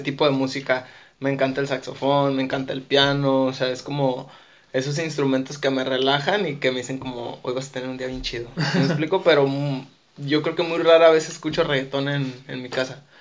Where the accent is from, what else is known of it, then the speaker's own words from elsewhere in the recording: Mexico; soy latino, soy mexicano